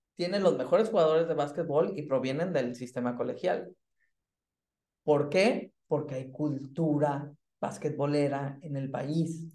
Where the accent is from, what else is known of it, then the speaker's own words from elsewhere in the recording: Mexico; now in Germany; como mexicano